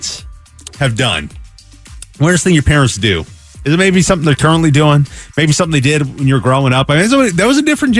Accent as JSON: {"language": "English", "region": "Pacific Northwest", "country": "United States", "tie": "born or raised there", "said": "I grew up in the Pacific Northwest."}